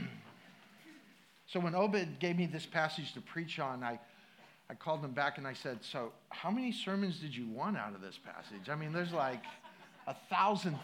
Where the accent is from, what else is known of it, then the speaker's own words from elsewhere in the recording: Midwest, United States; I grew up in the Midwest, water skiing